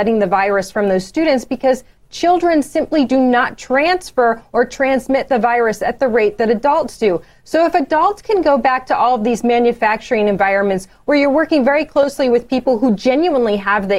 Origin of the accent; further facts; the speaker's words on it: suburbs of Chicago, Illinois, United States; now in Michigan, United States; My hometown is the suburbs of Chicago.